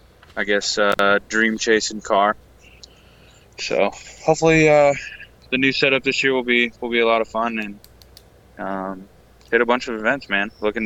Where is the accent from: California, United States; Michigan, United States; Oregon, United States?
Michigan, United States; now in West Texas, United States; I'm originally from Michigan, but I'm in West Texas right now.